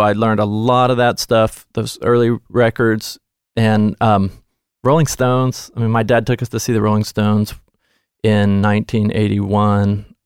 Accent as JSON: {"language": "English", "town": "Nashville", "region": "Tennessee", "country": "United States", "tie": "born or raised there", "said": "I grew up in Nashville."}